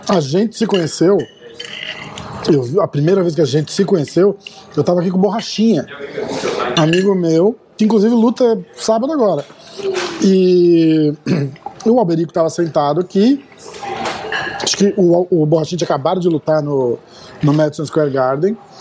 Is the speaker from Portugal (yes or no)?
no; Brazil; moved away; also born or lived in Boston; A gente é brasileiro